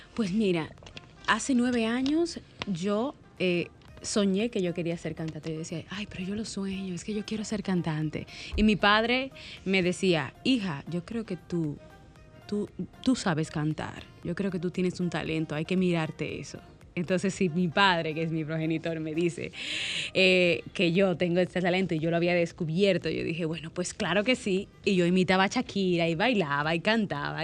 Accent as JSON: {"language": "Spanish", "country": "Dominican Republic", "said": "soy dominicana"}